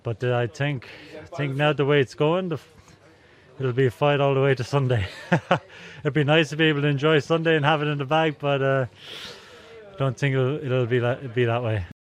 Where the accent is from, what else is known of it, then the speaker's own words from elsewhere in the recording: France; accent: French; English is a second language; now in Melbourne, Australia; My accent is very French in English